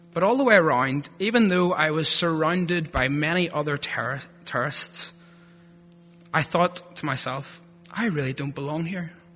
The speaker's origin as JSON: {"language": "English", "town": "Lurgan", "region": "Northern Ireland", "country": "United Kingdom", "accent": "thick Lurgan", "said": "my thick Lurgan accent"}